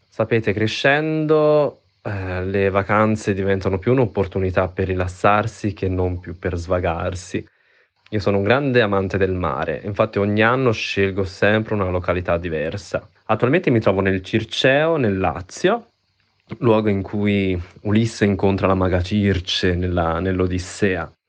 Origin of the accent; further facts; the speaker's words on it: Switzerland; now in Florence, Italy; da Firenze. Quest'estate, tra mare e montagna, sceglierò decisamente la montagna. Essendo io uno svizzero che vive in Italia, approfitterò delle vacanze estive per andare in Svizzera